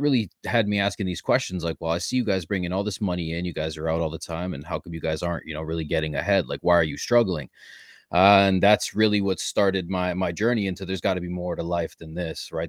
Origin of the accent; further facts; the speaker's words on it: Ontario, Canada; born and raised in Canada, uh, Ontario specifically